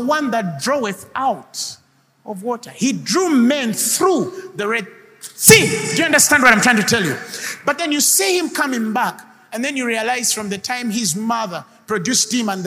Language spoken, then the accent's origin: English; Kampala, Central Region, Uganda; also born or lived in Zambia; I was born in Zambia, raised there. Right? Why my father was Roman Catholic then? Why we shifted to Kawempe? Why I went in Kawempe and played football